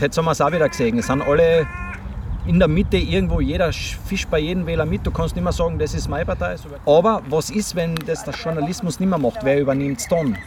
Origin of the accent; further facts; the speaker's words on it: Tyrol, Austria; ich bin aus Tirol